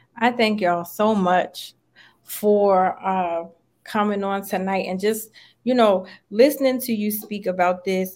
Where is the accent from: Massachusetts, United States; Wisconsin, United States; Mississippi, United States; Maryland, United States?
Maryland, United States; now in Atlanta, United States; I'm from Maryland, but I live in Atlanta now.